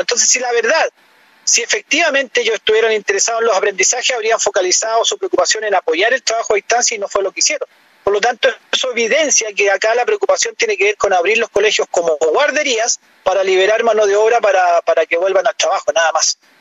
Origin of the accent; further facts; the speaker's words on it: Chile; como ciudadano chileno, como, como una persona que quiere lo mejor para nuestro país